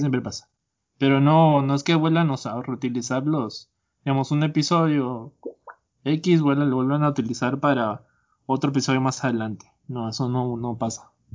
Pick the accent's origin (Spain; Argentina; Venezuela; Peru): Peru; now in San José, Costa Rica; yo soy de allá, soy peruano.